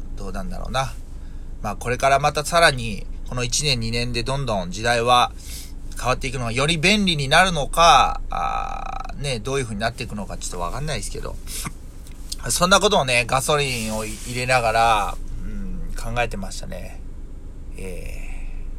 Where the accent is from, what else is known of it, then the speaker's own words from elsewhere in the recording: Yokkaichi, Mie, Japan; 僕の住んでいる三重県四日市市で行くと、僕の地元はその、えー、郵便局のあがた支店っていうところ